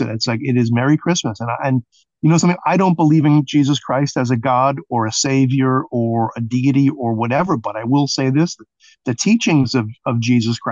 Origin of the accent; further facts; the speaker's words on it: New York City, New York, United States; growing up in Brooklyn